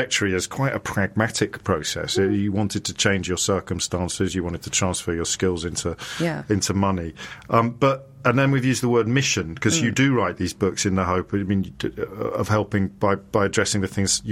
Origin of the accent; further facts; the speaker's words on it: Kidderminster, West Midlands, United Kingdom; I grew up in Kidderminster